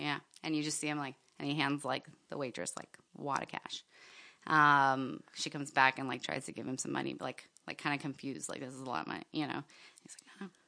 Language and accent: English; Miami, Florida, United States; moved away as an adult; now in Seattle, United States; I grew up in Miami